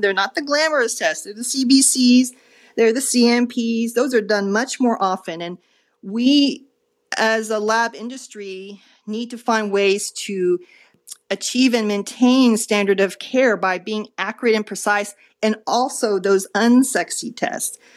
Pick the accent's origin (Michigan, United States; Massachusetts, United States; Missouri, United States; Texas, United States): Texas, United States; Dallas; moved away as an adult; also born or lived in Rhode Island; came back to Dallas, my hometown